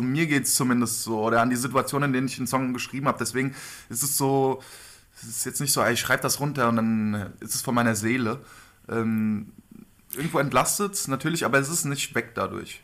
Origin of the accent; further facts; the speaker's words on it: Hesse, Germany; wir sind keine Stuttgarter. Hessen liegt nicht in Stuttgart